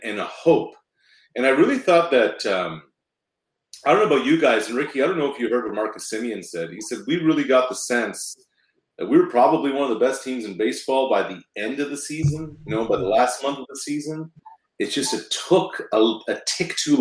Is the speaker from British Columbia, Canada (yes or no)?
no; Halifax, Nova Scotia, Canada; now in Toronto, Canada; we grew up in the East Coast. We had all the Boston affiliates.